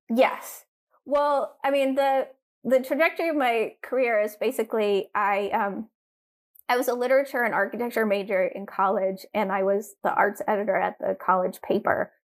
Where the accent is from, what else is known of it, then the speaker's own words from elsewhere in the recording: Durham, North Carolina, United States; I grew up in Durham, North Carolina